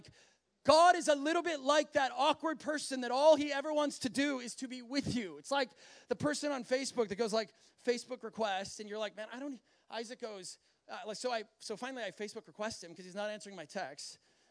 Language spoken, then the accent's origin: English; Minnesota, United States; I know he's from Wisconsin and I'm from Minnesota, and it's like, yeah, we could have some things in common